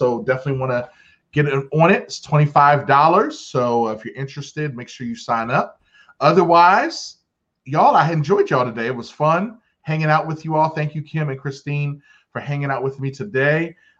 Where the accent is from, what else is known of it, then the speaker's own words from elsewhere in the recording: New Jersey, United States; I'm from New Jersey. No, not anymore.